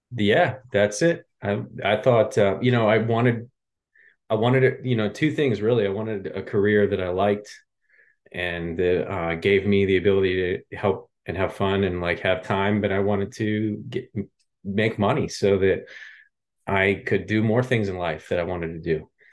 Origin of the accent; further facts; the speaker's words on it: Pennsylvania outside Philadelphia, United States; moved away as an adult; also born or lived in Lehigh Valley, Pennsylvania; now in Los Angeles, United States; I grew up in Pennsylvania outside uh, Philadelphia.